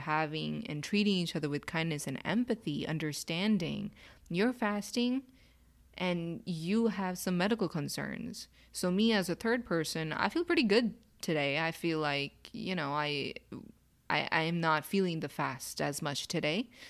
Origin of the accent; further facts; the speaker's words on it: Pakistan; So, as a Pakistani